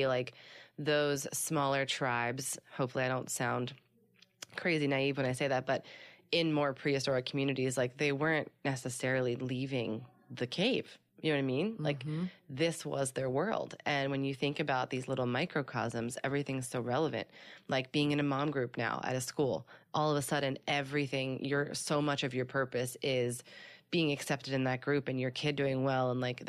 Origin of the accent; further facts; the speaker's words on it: Midwest, United States; it goes back to the different kind of bonding where I grew up and in the Midwest compared to out here